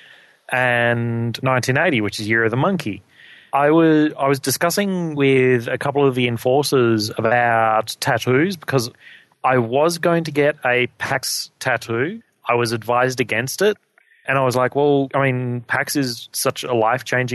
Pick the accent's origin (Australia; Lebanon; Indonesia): Australia; Being Australian